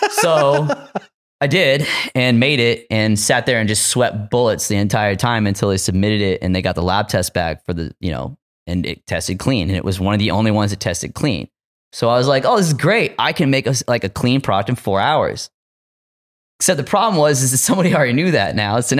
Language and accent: English; Arkansas, United States; I didn't go to Headroom Gallery because I'm from Arkansas. I don't want to get busted.